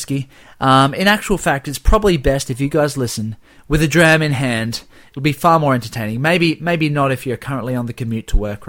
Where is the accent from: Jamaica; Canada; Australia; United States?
Australia; Tasmania; we are from Tasmania, Australia. Tasmania, which we like to think is the home of whiskey in Australia.